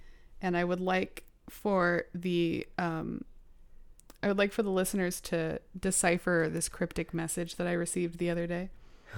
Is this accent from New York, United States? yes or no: yes; Manhattan, New York, United States; born there; I was born in Manhattan.